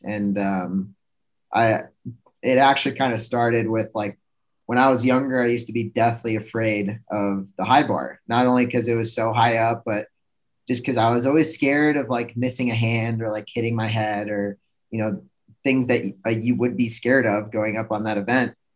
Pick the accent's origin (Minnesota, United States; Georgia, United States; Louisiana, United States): Minnesota, United States; Minneapolis; moved away as an adult; also born or lived in Plymouth, Minnesota; committed to the University of Minnesota. stayed in stayed in my hometown